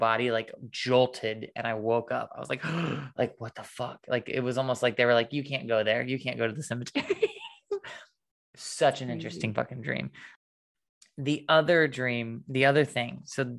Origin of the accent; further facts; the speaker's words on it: Illinois, United States; my brother and I were in my little small town that I grew up in Illinois. And it was like before we moved to the country house.